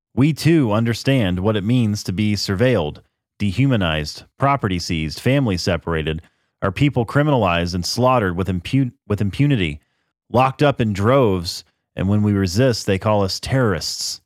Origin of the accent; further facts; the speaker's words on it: United States; I'm an American